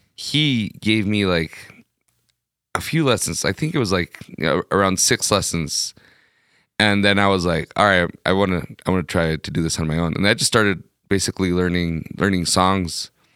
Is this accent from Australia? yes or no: no; Ciudad Juárez, Chihuahua, Mexico; moved away as an adult; also born or lived in California; now in El Paso, United States; I grew up in Juarez. I moved to California when I was, uh, eighteen.